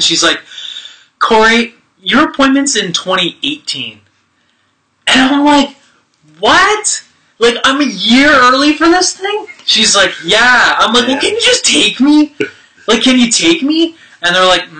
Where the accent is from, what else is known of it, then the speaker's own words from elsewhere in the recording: Montreal, Quebec, Canada; I grew up in the East End, okay? So I now live in the West End